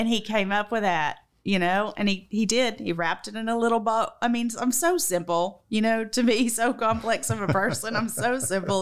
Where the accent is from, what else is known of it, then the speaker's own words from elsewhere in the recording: Macon, Georgia, United States; accent: southern; moved away as an adult; also born or lived in Alabama; So we left Alabama and went to, um, Macon. So I think it was there when I was five, and I was there from five to eighteen